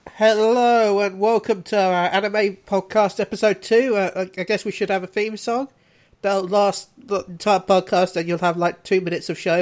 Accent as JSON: {"language": "English", "country": "United Kingdom", "said": "we were being very British about it"}